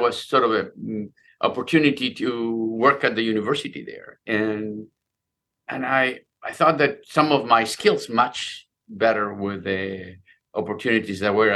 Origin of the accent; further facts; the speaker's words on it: Buenos Aires, Argentina; moved away; I grew up in Buenos Aires